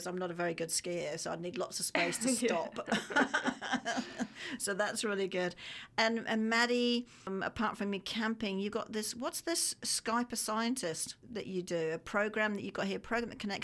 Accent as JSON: {"language": "English", "country": "Australia", "said": "I am Australian."}